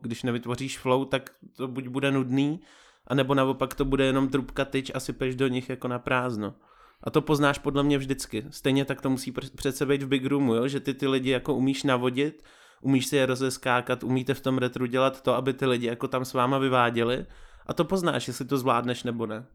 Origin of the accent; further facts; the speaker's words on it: Vysočina Region, Czechia; moved away; Jsem z Vysočiny původem